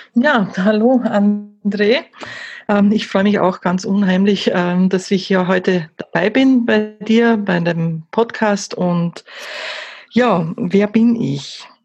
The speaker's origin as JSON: {"language": "German", "country": "Austria", "said": "Vielleicht noch zum Dialekt ein bisschen, das werden wahrscheinlich die Hörer dann äh, schon wissen, oh, die muss aus Österreich kommen. Ja, ich komme aus Österreich"}